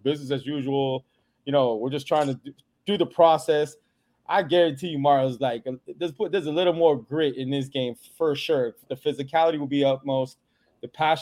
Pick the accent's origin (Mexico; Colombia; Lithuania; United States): United States; Miami Gardens, Florida; I grew up in Carroll City, or excuse me, Miami Gardens